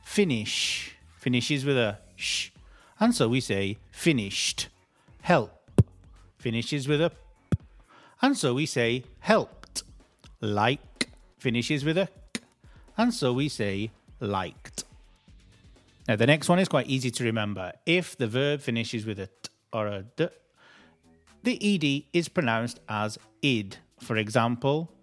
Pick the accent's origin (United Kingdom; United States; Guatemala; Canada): United Kingdom; as British people